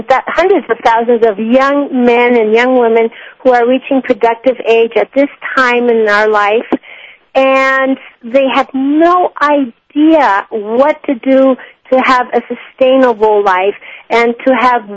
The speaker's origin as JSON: {"language": "English", "country": "Mexico", "tie": "born or raised there", "said": "I was raised in Mexico. I arrived when I was 5."}